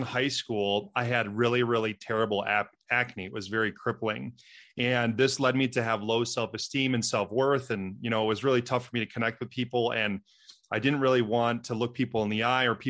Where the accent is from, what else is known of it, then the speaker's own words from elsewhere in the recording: Wisconsin, United States; I'm from Wisconsin, the dairyland state